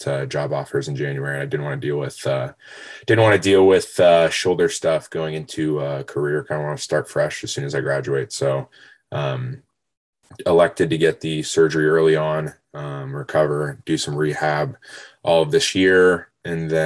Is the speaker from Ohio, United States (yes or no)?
yes; Worthington, Ohio, United States; So I am from Worthington, Ohio, about 15 minutes north of campus.